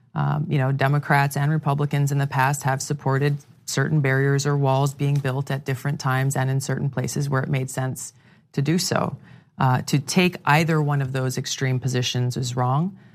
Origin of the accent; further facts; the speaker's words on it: Hawaii, United States; my home state of Hawaii